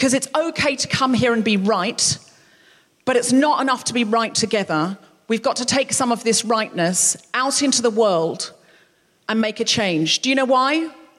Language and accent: English; Australia; now in United Kingdom; Because I came from a place of privilege of my own free will. I came from Australia, where the economy was good, everything was fine. I came over here uninvited, nobody asked me to.